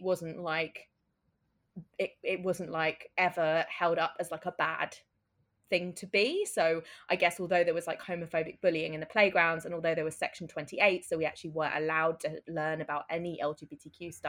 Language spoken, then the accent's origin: English; Brighton, South East England, United Kingdom; I grew up in Brighton, and Brighton, for anyone who doesn't know, is the UK gay capital.